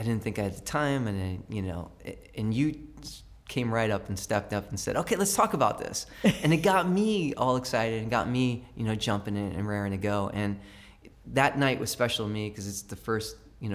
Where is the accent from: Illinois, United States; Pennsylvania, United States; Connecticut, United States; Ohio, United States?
Connecticut, United States; Brookfield; also born or lived in New York City; I learned to read, and the love of reading happened in that library when I moved from New York City to Brookfield